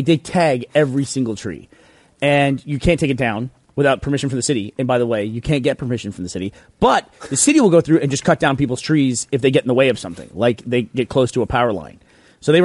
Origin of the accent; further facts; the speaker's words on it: Texas, United States; because I grew up in Texas